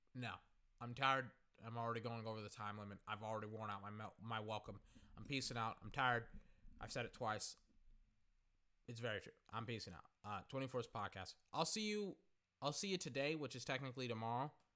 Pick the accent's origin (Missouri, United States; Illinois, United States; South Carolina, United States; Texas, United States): Texas, United States; Central; I am from Central Texas